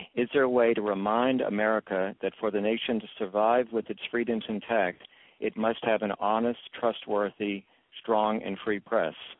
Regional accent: Dallas, Texas, United States; The Dallas Morning News in my hometown

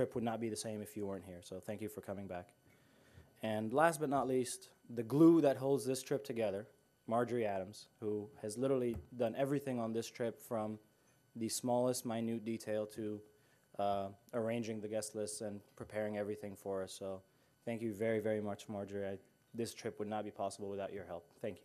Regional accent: Abu Dhabi, United Arab Emirates; moved away as an adult; also born or lived in Cairo, Egypt; now in Washington, United States; I grew up in Cairo and Abu Dhabi

